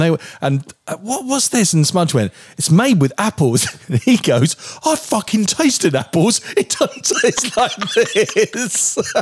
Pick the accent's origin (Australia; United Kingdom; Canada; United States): United Kingdom; England